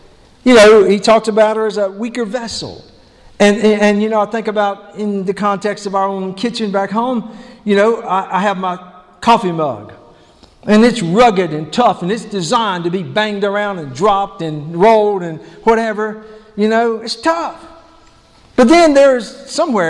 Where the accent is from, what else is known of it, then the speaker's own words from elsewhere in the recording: the South, United States; the American gentleman that I am, you know, the nice southern gentleman that I am